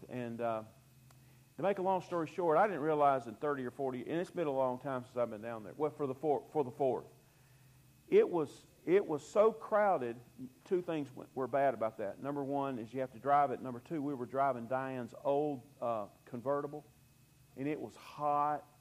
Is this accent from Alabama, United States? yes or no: yes; Fairhope, Alabama, United States; born there; I was born in Fairhope, and so for years I spent my summers in Fairhope.